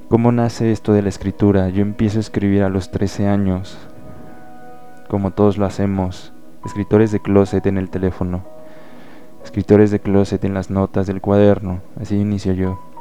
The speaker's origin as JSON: {"language": "Spanish", "town": "León", "region": "Guanajuato", "country": "Mexico", "tie": "born or raised there", "said": "Soy leonés, guanajuatense. He vivido aquí toda mi vida"}